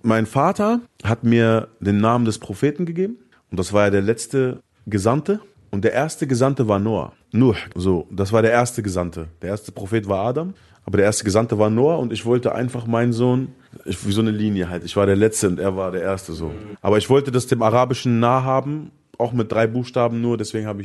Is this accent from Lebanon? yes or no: yes; Lebanon; Ich glaube, ich spreche als Araber, als Libanese trotzdem das aus, was viele durchgemacht haben